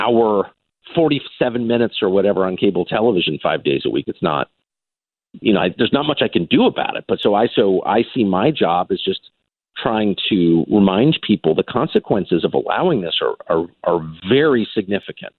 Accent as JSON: {"language": "English", "country": "United States", "tie": "born or raised there", "said": "I'm literally American. I have tons of American attitudes. I grew up here"}